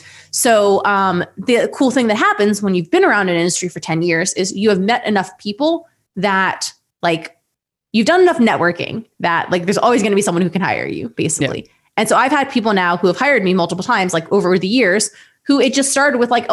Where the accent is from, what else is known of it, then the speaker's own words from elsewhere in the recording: Ohio, United States; because like we're both from Ohio.